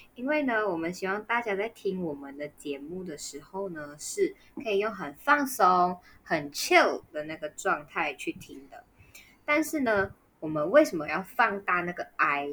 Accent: Malaysia; 我们是马来西亚人

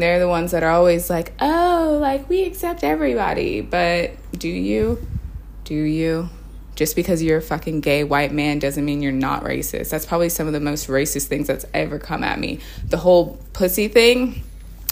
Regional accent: Australia; also born or lived in United States; I grew up in Australia

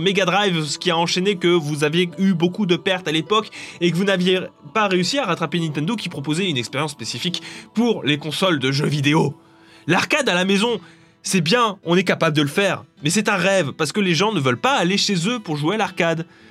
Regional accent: France; je suis français

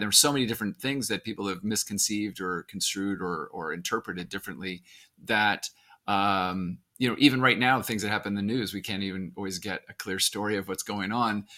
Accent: Arizona, United States; I grew up in Arizona

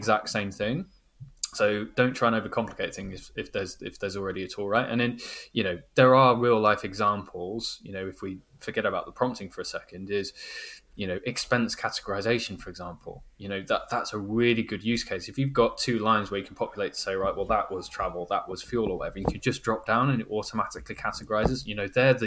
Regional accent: United Kingdom; I'm a Brit

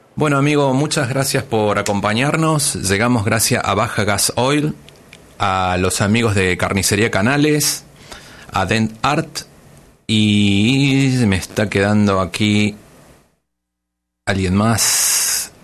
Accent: Argentina; now in Tijuana, Mexico; soy más tijuanense que muchos tijuanenses, pero soy nacido en Argentina

